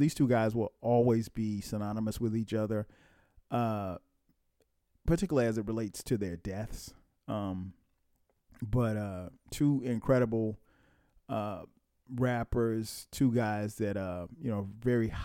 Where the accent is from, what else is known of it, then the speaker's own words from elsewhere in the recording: Atlanta, Georgia, United States; my hometown, ATL